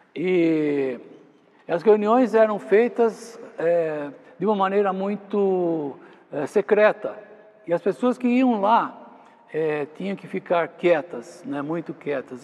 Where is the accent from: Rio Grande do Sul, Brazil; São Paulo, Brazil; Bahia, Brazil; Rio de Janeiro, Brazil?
São Paulo, Brazil; Jundiaí; ir ao culto da igreja lá em, Jundiaí, onde eu nasci